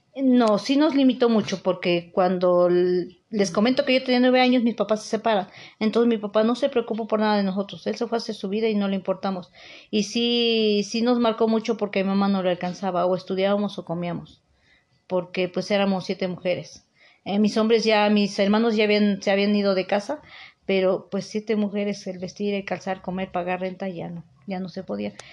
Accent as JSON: {"language": "Spanish", "town": "Teziutlán", "region": "Puebla", "country": "Mexico", "tie": "born or raised there", "moved": "yes", "lives_now": "Puebla, Mexico", "said": "soy originaria de Tezutlán, Puebla y radico en Puebla, Puebla."}